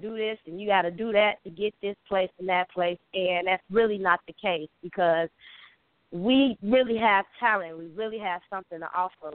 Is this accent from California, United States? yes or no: no; Chicago, Illinois, United States; I'm from Chicago, Chi Town